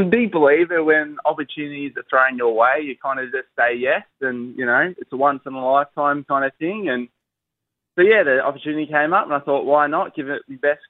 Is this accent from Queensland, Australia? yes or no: no; Kyabram, Victoria, Australia; So born and raised in Kai on the family dairy farm, just out like 2 minutes.